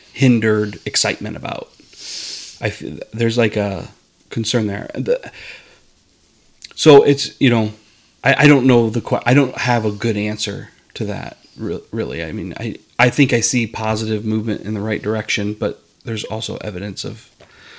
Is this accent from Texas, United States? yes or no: no; Iowa, United States; moved away as an adult; I'm from Iowa